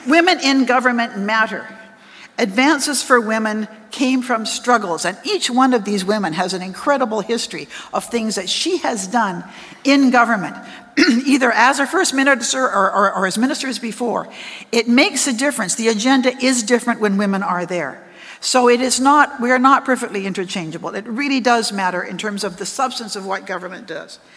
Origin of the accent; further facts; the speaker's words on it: British Columbia, Canada; now in Ottawa, Canada; because I came from British Columbia, and I kind of hit the, the, the ground running. I came, nobody in Ottawa knew me. I was well known in BC.